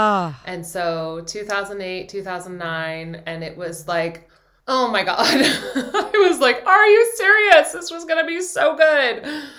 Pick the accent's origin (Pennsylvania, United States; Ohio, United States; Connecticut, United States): Pennsylvania, United States; Philadelphia; also born or lived in New York, United States / London, United Kingdom; I'm from New York originally. I was born there and then grew up in London and then Philadelphia.